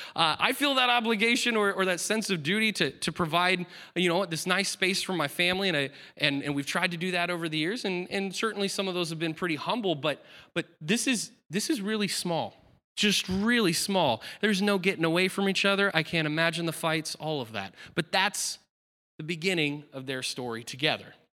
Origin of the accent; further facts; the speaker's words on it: Aberdeen, Washington, United States; moved away; I was born in Aberdeen, Washington